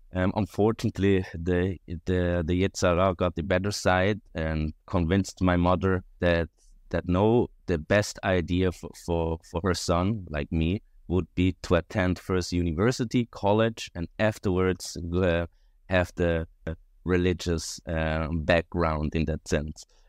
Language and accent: English; Rio de Janeiro, Brazil; now in Switzerland; I was born in Switzerland, quite right, and I lived most of my life in Brazil, actually in Rio de Janeiro, um, almost twenty years